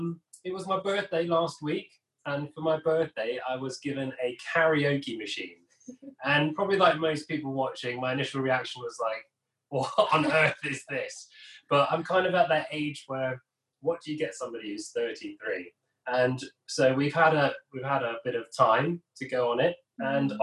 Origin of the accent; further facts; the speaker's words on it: South West England, United Kingdom; also born or lived in Saudi Arabia; So we were expatriates living in Saudi Arabia for about a decade, and then came back to England. We grew up in Gloucestershire, our home county, which has really supported us through this.